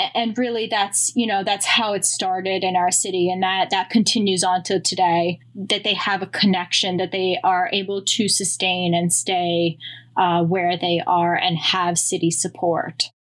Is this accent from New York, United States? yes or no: yes; Long Island, New York, United States; now in Queens, New York, United States; I grew up in Long Island where there was, you know, obviously not the city